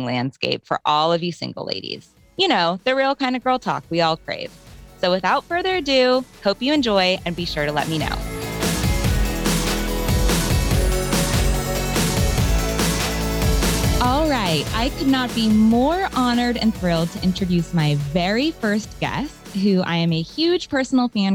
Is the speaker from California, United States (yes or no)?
yes; Los Angeles, California, United States; moved away as an adult; now in Nashville, United States; I was born and raised in Los Angeles, where I lived the first 35 years of my life